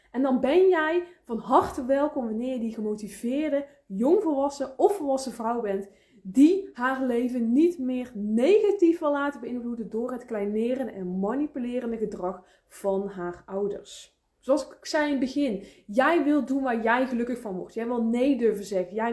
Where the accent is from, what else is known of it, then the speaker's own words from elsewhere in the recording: 's-Hertogenbosch, North Brabant, Netherlands; ik kom uit Den Bosch. Ik kom uit Noord-Brabant, dus je bent van harte welkom, schat.